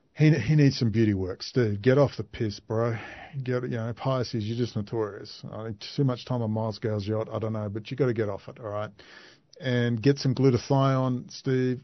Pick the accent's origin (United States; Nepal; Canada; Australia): Australia; Perth, Western Australia; Perth, Western Australia, my hometown